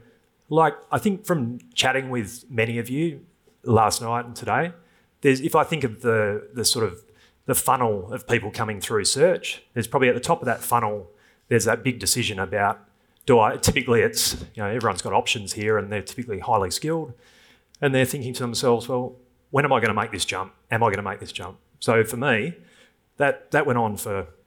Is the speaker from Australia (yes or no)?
yes; Thornlie, Western Australia, Australia; from Thornley, which is, anyone knows WA, that's probably the worst school, and I single mum, truck driver dad